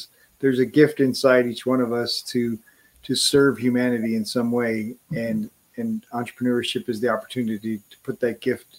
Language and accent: English; Wisconsin, United States; I was born in Wisconsin